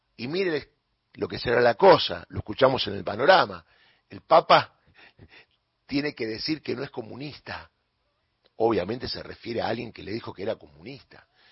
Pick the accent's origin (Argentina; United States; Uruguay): Argentina; que lo que gane acá sea en mi tierra, en mi lugar